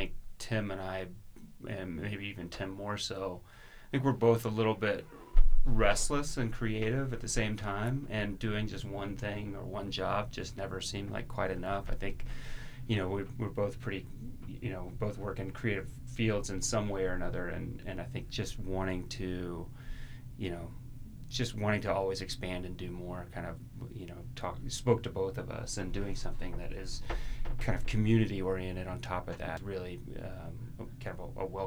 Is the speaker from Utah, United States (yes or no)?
yes; Ogden, Utah, United States; also born or lived in Texas; now in Salt Lake City, United States; I was born in Texas, grew up in Ogden, but I've lived in Salt Lake since college.